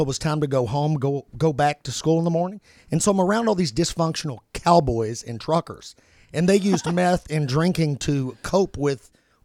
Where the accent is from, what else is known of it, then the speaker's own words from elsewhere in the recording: Kentucky, United States; I'm from Kentucky